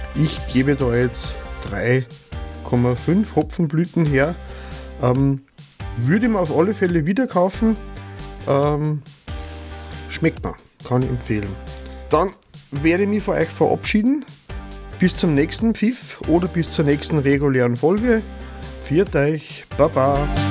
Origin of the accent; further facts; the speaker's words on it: Vöcklabruck District, Upper Austria, Austria; nahe meiner Geburtsheimat liegt. Ich bin aus Bezirk Vöcklerbruck in Oberösterreich